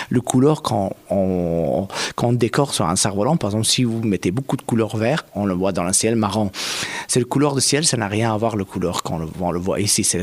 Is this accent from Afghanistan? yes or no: yes; Afghanistan; French is a second language; also born or lived in Pakistan; now in France; quand je suis, j'ai quitté Afghanistan, oh, je suis venu au Pakistan, en France